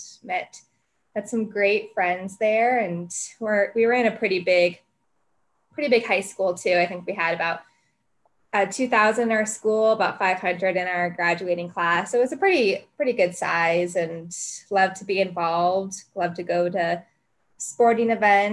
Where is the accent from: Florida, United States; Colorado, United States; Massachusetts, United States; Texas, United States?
Colorado, United States; I was born and raised in Colorado, born in a little suburban place, a little south of downtown